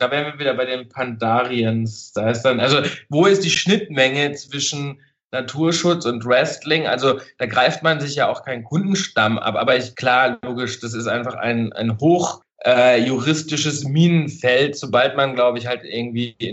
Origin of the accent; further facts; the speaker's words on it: Baden-Württemberg, Germany; Also ich komme ursprünglich aus dem Schwarzwald und hatte immer so Schwarzwaldbilder vor Augen